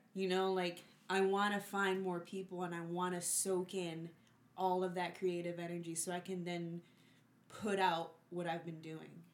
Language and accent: English; Puerto Rico; I'm from Puerto Rico and we listen to, like, Bomba y Plena